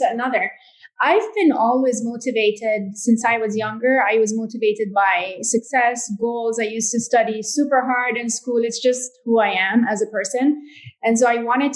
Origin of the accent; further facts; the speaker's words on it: Jordan; grew up in Jordan and I'm a third generation in my family to work in jewelry